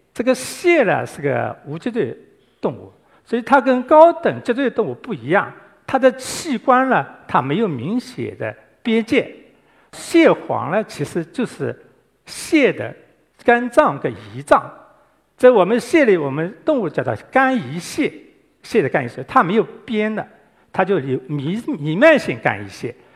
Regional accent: Guangdong, China; 我们广东人很喜欢包桌、包汤

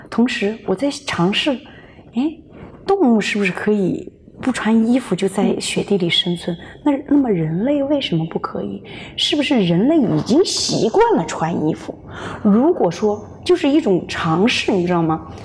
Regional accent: Hunan, China; also born or lived in Beijing; now in Los Angeles, United States; 我是湖南人。哦。但是在北京生活的时间最长，在北京成家立业上学，嗯。后来是二零一四年对，二零一四年，来的美国

